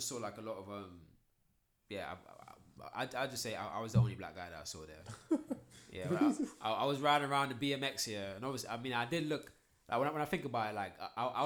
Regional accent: London, United Kingdom; I'm from London

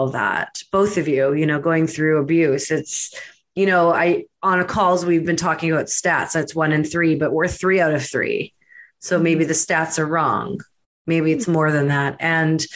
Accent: Canada; accent: Canadian; my Canadian accent's like Emergeré

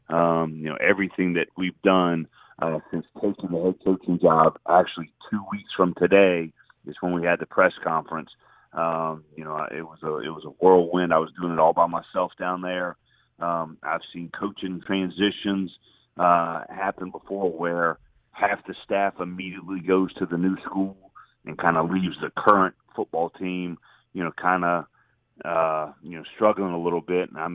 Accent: Atlanta, Georgia, United States; moved away as an adult; also born or lived in Philadelphia; It's home. I'm from Atlanta. I grew up, 10 minutes from Georgia Tech's campus

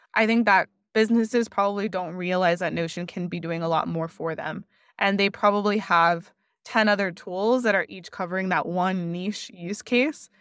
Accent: Miami, Florida, United States; moved away as an adult; also born or lived in Washington, D.C. / San Francisco; my family's Cuban, but I was born and raised in Miami

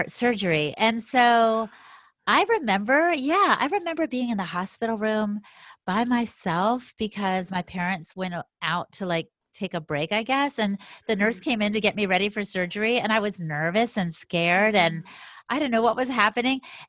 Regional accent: United States; I've got 100% Latina blood, you know, but I'm American by birth and by the way they raised me

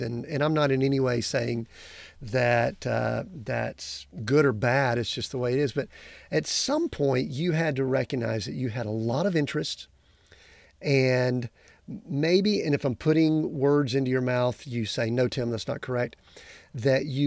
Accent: the South, United States; I'm originally from the South

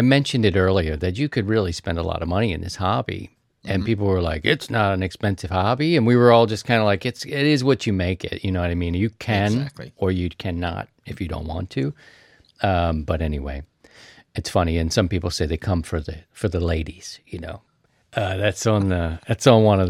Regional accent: Baltimore, Maryland, United States; The great state of Maryland, my home state

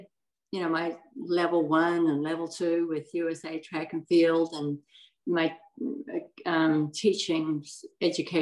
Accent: New Zealand; moved away as an adult; now in United States; I was born in New Zealand

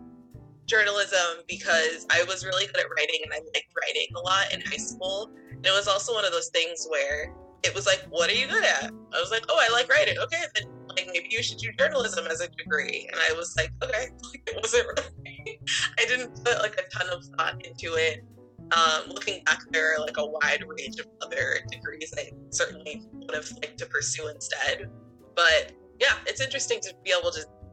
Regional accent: Brunswick, Maine, United States; also born or lived in Portland, Maine; I grew up in Brunswick and I've lived in Maine my whole life.

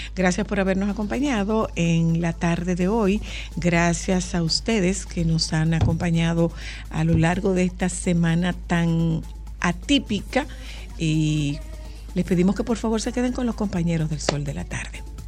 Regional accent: Dominican Republic; trabajo con un grupo de comunicaciones en mi país

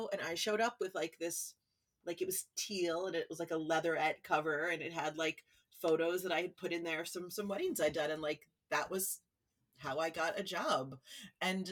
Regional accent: New York City, New York, United States; now in Los Angeles, United States; I was born and raised in New York City

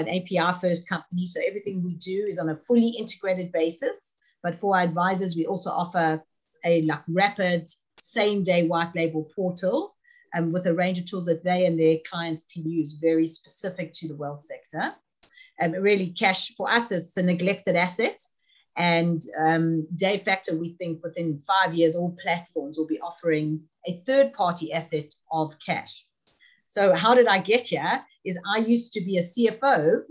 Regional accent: South Africa; moved away as an adult; now in United Kingdom; I'm from South Africa originally.

